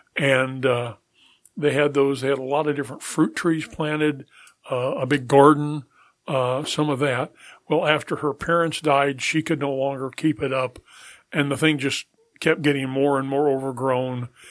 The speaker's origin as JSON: {"language": "English", "region": "Colorado", "country": "United States", "tie": "born or raised there", "also_born_or_lived": "Topeka, Kansas / Oklahoma / Charleston", "moved": "as an adult", "said": "I was born in Topeka, Kansas, and we moved to Colorado, uh, when I was three. Um, grew up in Colorado"}